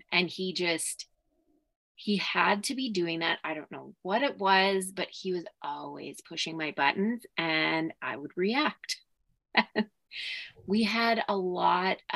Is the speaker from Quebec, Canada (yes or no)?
no; Saskatoon, Saskatchewan, Canada; also born or lived in Martensville, Saskatchewan; I grew up in Saskatoon, specifically in the city.